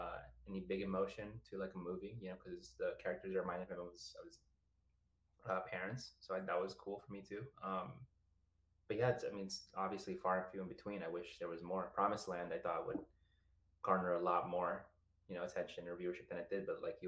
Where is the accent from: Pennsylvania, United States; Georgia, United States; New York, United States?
New York, United States; New York City; first language Spanish; English is a second language; moved away as an adult; also born or lived in Ecuador; now in Los Angeles, United States; Originally, I was born in Ecuador. So I came here when I was around 3 years old. So, Spanish is my first language. I then came to the South Bronx, moved there